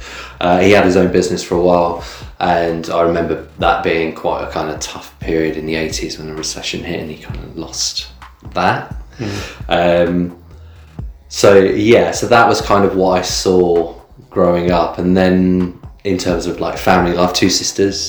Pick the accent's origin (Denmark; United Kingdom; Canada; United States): United Kingdom; Bournemouth area, South West England; also born or lived in Midlands / London; I was born in the Midlands, but then I moved here when I was two. So I've never really known anything any different, like growing up. So I grew up down here.